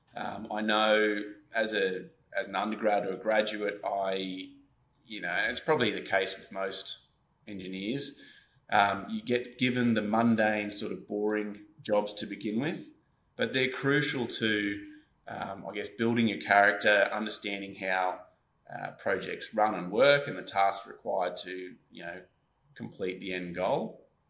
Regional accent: Gold Coast, Queensland, Australia; I grew up on the Gold Coast, Queensland, Australia

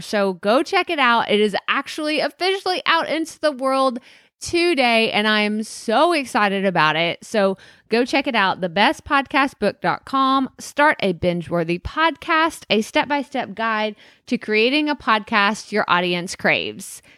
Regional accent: Athens, Texas, United States; also born or lived in San Marcos, Texas; Growing up in a small town in Texas, about an hour and a half east of Dallas

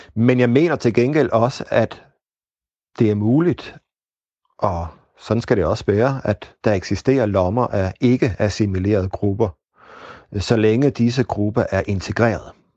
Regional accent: Denmark; Vi kan tale os om os selv som, som danskere

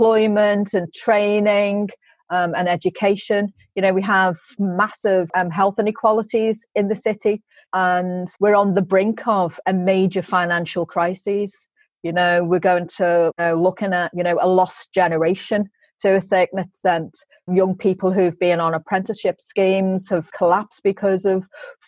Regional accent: Liverpool, North West England, United Kingdom; my early life growing up in Liverpool 8 and going to St. Margaret's

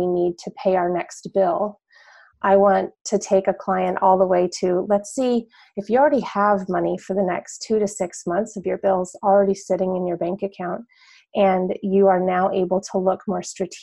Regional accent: northern New Mexico, United States; now in Washington, D.C., United States; I am from New Mexico originally. I'm from northern New Mexico

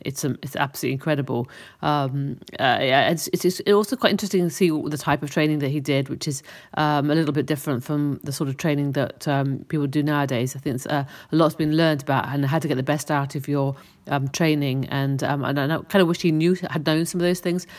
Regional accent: Cheltenham, South West England, United Kingdom; moved away; my hometown in Cheltenham

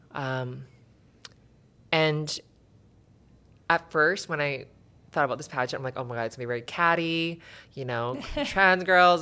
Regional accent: Surrey, British Columbia, Canada; I grew up in Surrey

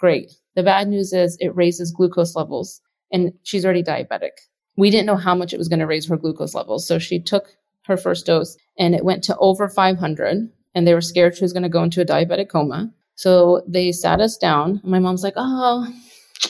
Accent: Texas, United States; I grew up on it in Texas

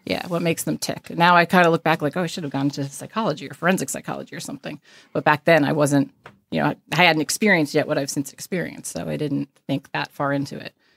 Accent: Caldwell, New Jersey, United States; also born or lived in Texas; So I did grow up in North Jersey, small town, and moved one county away, which is only five minutes from that small town

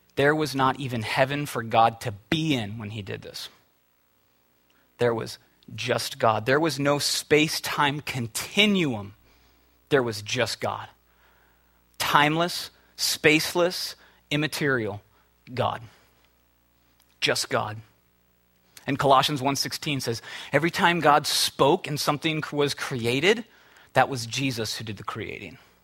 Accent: Minnesota, United States; moved away as an adult; now in California, United States; I'm from the Midwest, from Minnesota. We had a PE teacher that was crazy, absolutely crazy. He made us dance in class, in high school

